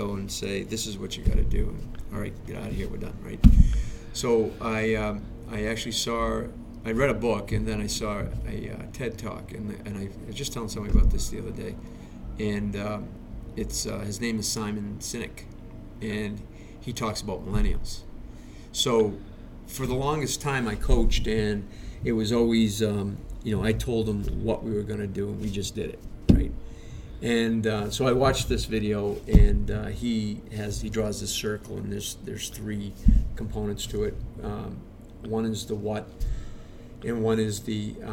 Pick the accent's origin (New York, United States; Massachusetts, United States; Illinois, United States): Massachusetts, United States; Easton; also born or lived in Brockton; I grew up in Easton.